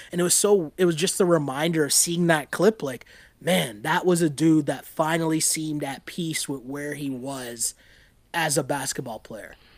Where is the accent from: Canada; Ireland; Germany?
Canada; Toronto, Ontario; growing up in Toronto